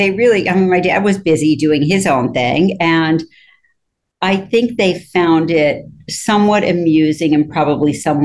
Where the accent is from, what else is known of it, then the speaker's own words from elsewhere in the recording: Rochester, New York, United States; moved away as an adult; also born or lived in Ithaca, New York / Switzerland; I was born in Ithaca, but my family moved to Rochester